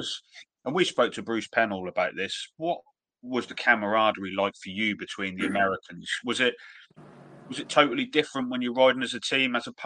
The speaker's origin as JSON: {"language": "English", "country": "United Kingdom", "said": "as British fans ourselves"}